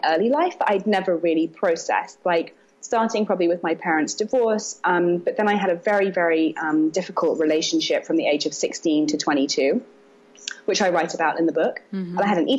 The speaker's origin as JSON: {"language": "English", "region": "London", "country": "United Kingdom", "also_born_or_lived": "Brooklyn, New York", "moved": "as an adult", "lives_now": "New York, United States", "said": "I'm from London originally."}